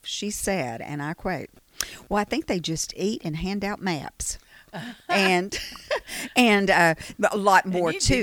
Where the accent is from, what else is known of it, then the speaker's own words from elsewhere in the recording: Chilton County, Alabama, United States; also born or lived in Prattville, Alabama; I grew up in Chilton County.